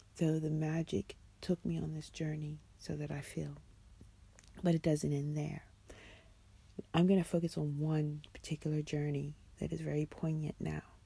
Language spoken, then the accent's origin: English; United States; now in London, United Kingdom; as an American